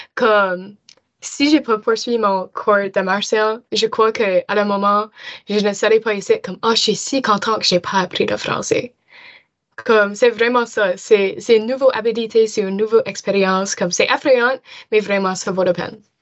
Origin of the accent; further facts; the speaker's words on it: Dartmouth, Nova Scotia, Canada; French is a second language; viens de Halifax, mais plus spécifiquement Cole Harbor, à Dartmouth